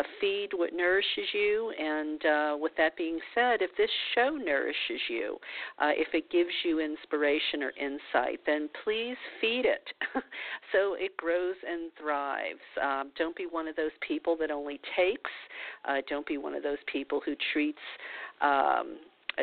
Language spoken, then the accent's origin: English; New Orleans, Louisiana, United States; moved away; I'm from New Orleans, so and I still have friends there